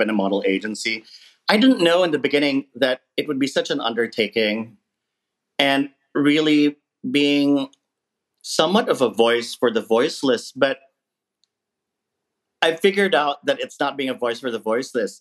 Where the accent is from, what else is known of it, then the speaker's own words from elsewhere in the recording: Philippines; now in United States; being Filipino as a child growing up in the Philippines